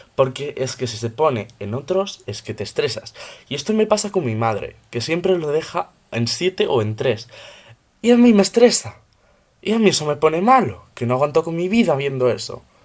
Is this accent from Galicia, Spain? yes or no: yes; Ourense, Galicia, Spain; soy de Urense, tengo 14 años